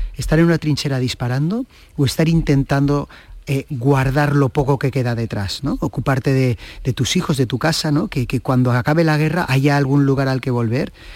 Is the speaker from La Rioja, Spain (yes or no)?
no; Catalonia, Spain; soy un catalán